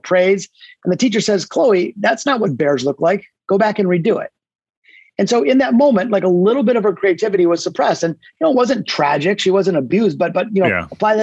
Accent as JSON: {"language": "English", "town": "Detroit", "region": "Michigan", "country": "United States", "tie": "born or raised there", "said": "Yeah, so I grew up in Detroit. I'm a hardcore Detroit guy, born in the city, not the suburbs"}